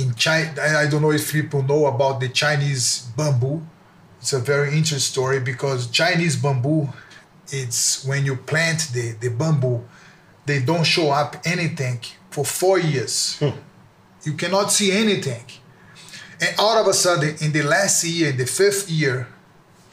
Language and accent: English; near the Amazon, Brazil; also born or lived in Salvador, Bahia, Brazil / Japan (father's origin); I was born in Salvador, is one state in Brazil. Then I moved to close to the Amazon